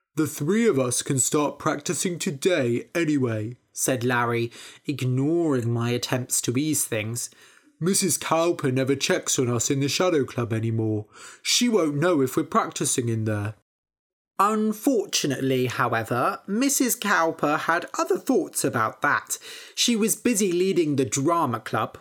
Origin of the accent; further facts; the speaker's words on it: Bath, South West England, United Kingdom; moved away as an adult; also born or lived in Cambridge; I grew up in Bath, studied in Cambridge, and now have moved down to the southwest of the country.